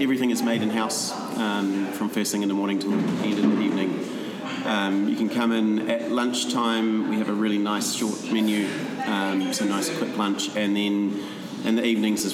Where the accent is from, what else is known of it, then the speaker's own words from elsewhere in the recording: New Zealand; moved away as an adult; also born or lived in Paris, France; I'm a Kiwi